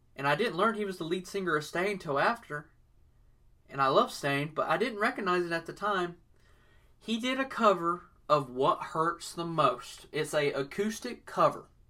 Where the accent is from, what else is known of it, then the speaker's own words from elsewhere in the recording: the South, United States; I was born in the South and everything, so I was raised listening to country music